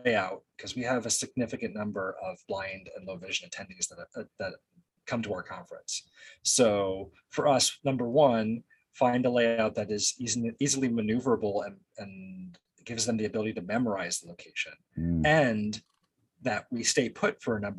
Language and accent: English; New Jersey, United States; now in California, United States; I'm originally from New Jersey